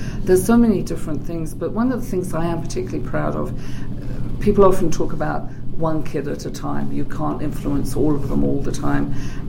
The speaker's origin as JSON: {"language": "English", "region": "England", "country": "United Kingdom", "said": "You already mentioned that I'm English, and that's the first thing that people usually ask me. Where am I from? Sometimes they think I might be from Australia or New Zealand, but I think it's because I've been here a long time and my accent is a little distorted."}